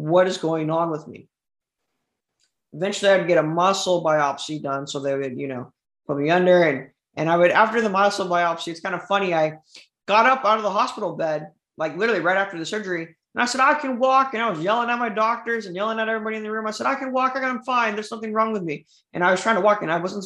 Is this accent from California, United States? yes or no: yes; Southern California, United States; I was born in Southern California, 2001.